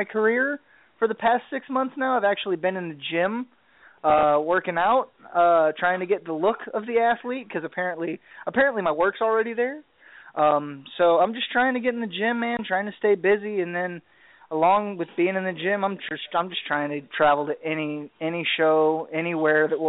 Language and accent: English; the South, United States; growing up in the South